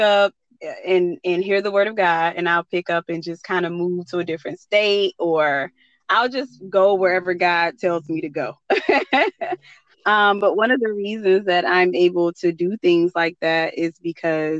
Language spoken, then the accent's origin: English; North Carolina, United States; I'm from North Carolina